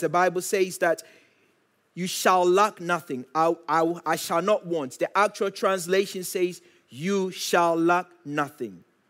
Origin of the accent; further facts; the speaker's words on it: Ghana; moved away; I grew up in Ghana